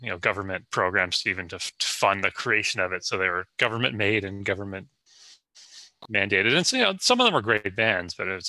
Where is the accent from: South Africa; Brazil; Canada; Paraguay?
Canada; moved away as an adult; also born or lived in Los Angeles, United States; garbage Canadian music that we were forced by the government to listen to for all of my, you know, formative years.